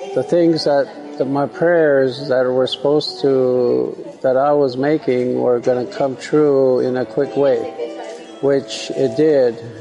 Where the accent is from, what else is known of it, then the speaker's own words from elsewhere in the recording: Manderson, South Dakota, United States; that's where I was born, that's where I'm from and that's where we have our most uh, important, one of the most important uh, ceremonies, our Sundance, is in my hometown in uh, Manderson, South Dakota